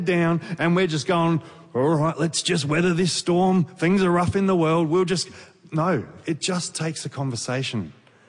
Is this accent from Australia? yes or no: yes; Victoria, Australia; we're from Victoria